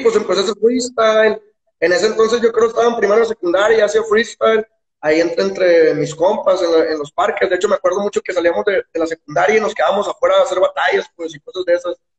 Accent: Guadalupe, Nuevo León, Mexico; moved away as an adult; also born or lived in Mexico City; now in Guadalajara, Mexico; yo soy de Guadalupe, Nuevo León, que es un municipio al lado de Monterrey

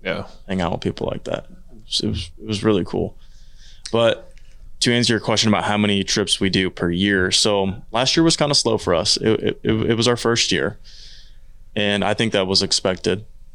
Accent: Midwest, United States; Growing up in the Midwest, right?

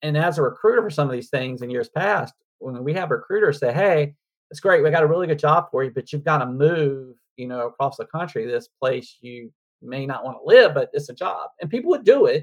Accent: North Carolina, United States; when I grew up in North Carolina

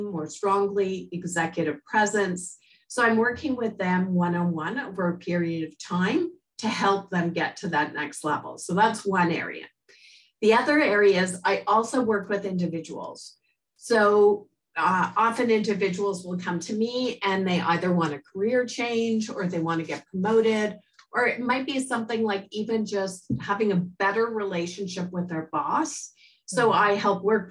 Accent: Montreal, Quebec, Canada; I was born in Montreal, and actually I was in the first French immersion class in the province

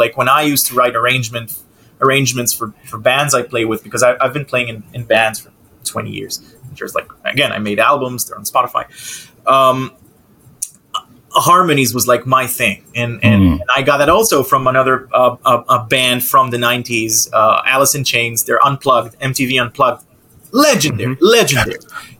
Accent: Israel; now in United States; I moved to the States 7 years ago, but, you know, I'm from Israel.

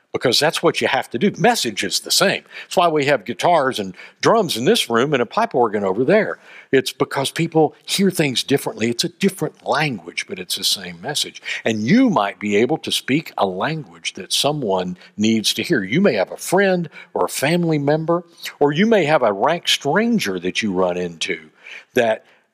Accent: Sevierville, Tennessee, United States; I'm a redneck from Sevierville

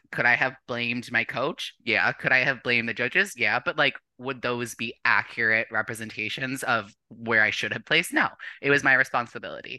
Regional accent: Michigan, United States; also born or lived in Windsor, Ontario, Canada; I grew up in Windsor, Ontario, and then moved to Michigan when I was like 8 years old.

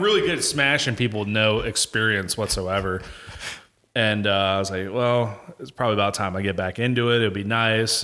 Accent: Fuquay-Varina, North Carolina, United States; moved away as an adult; also born or lived in Apex, North Carolina / Germany; now in Fayetteville, United States; I'm originally born in Apex, but I call Fuquay my home 'cause that's where I'm, you know, grew up the most

